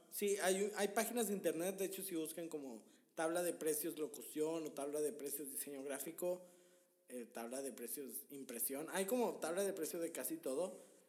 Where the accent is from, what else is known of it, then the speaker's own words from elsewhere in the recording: Monterrey, Nuevo León, Mexico; Nosotros somos de Monterrey.